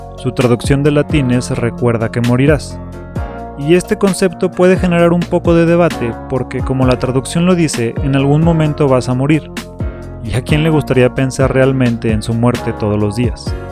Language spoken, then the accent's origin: Spanish; Mexico City, Mexico; soy un chilango